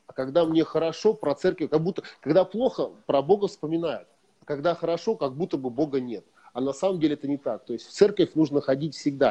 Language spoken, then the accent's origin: Russian; Prokopyevsk, Kemerovo Oblast, Russia; я вырос в Прокопьевске, в, шахтер, в шахтерском угу. регионе и в шахтерской семье